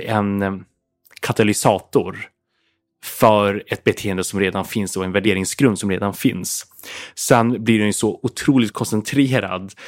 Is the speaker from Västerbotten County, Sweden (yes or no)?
yes; Umeå, Västerbotten County, Sweden; jag växte upp i Umeå